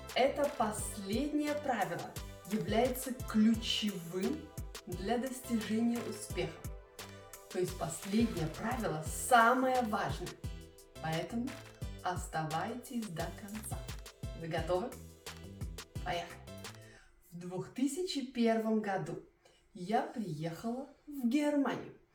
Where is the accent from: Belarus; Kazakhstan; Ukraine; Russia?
Belarus; first language Russian; moved away as an adult; now in Germany; Я из Белоруссии, поэтому я не была русской переселенкой